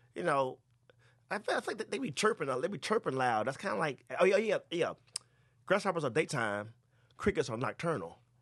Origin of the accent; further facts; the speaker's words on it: Bennettsville, South Carolina, United States; moved away as an adult; now in Los Angeles, United States; my hometown, but that's called Bennettsville.